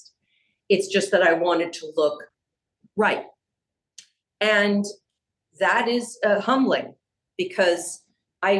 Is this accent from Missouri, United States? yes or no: no; San Diego, California, United States; I grew up in San Diego.